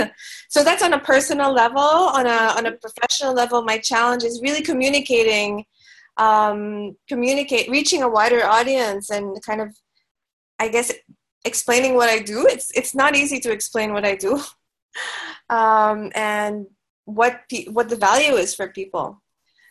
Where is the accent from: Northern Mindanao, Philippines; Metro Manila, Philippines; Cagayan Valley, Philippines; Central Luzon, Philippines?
Metro Manila, Philippines; Manila; moved away as an adult; now in Cebu, Philippines; I'm actually from Manila